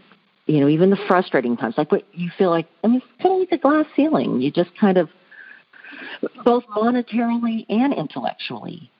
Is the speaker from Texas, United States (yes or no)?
yes; Houston, Texas, United States; I grew up in Houston, Texas, kind of on the outskirts of Houston